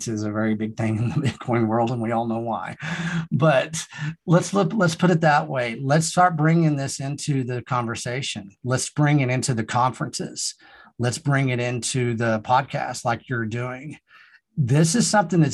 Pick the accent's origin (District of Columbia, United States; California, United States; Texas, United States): Texas, United States; Texas Panhandle, United States; also born or lived in Austin, Texas; I came back to the Texas Panhandle from Austin for certain reasons